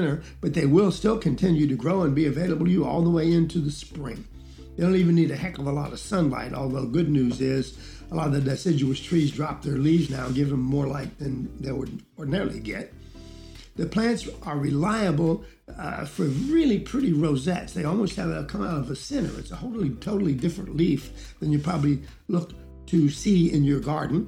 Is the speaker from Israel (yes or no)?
no; Georgia, United States; first language English; I'm from Georgia